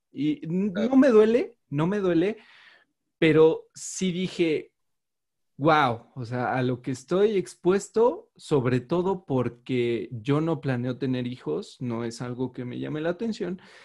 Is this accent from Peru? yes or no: no; Mexico; yo soy mexicano